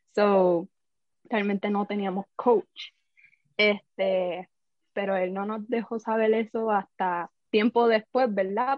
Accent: Caguas, Puerto Rico; yo soy de Cagua, eh, estudié ahí toda mi vida

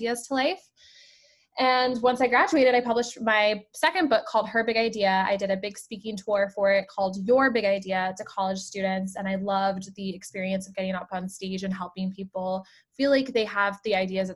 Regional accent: Colorado, United States; moved away as an adult; also born or lived in Rhode Island; I grew up in Colorado

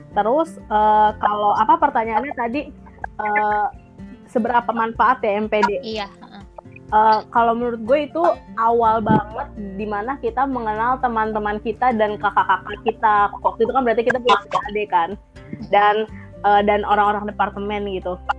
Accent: South Tangerang, Banten, Indonesia; moved away as an adult; now in Bogor, Indonesia; Gue dari Tangerang Selatan

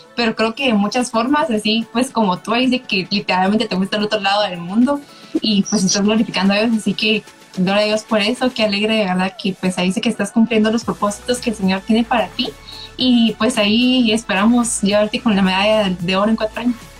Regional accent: Guatemala

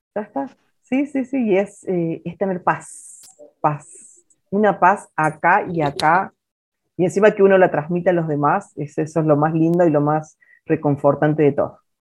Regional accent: Villa Allende, Córdoba, Argentina; moved away; yo todavía estaba en Córdoba en ese momento, yo trabajaba en un shopping, yo soy de Villa Allende

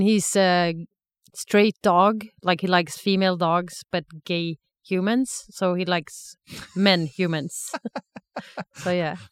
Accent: Sweden; moved away as an adult; also born or lived in Stockholm / Lucerne, Switzerland; now in Zurich, Switzerland; I'm originally from Sweden

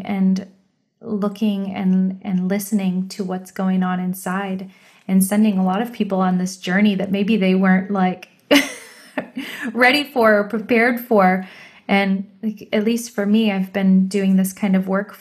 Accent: United States; we're American because we were born here

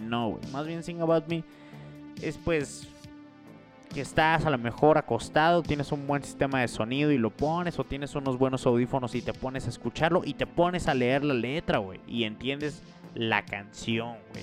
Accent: Morelos, Mexico; Morelos, que es donde, de donde yo soy, de un pequeño pueblo de Morelos

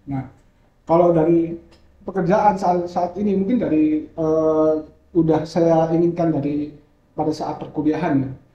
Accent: Malang, East Java, Indonesia; Hmm saya asli Malang dan umur saya sekarang 22 tahun.

